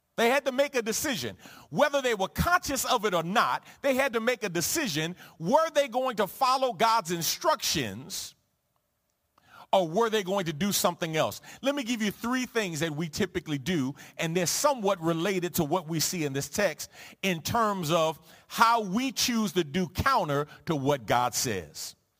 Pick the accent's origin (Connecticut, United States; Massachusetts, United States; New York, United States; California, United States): New York, United States; New York City; two of my best friends growing up in the Jacob Rees housing projects on the Lower East Side of Manhattan